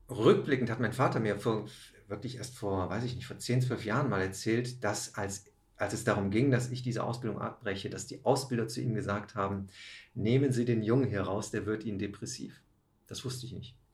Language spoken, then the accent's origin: German; Rhineland, Germany; aber eigentlich schon mit 11 ich komme ja aus dem Rheinland.